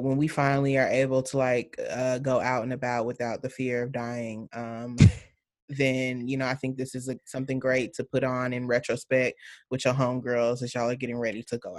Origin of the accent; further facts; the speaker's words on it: Alabama, United States; I'm from Alabama.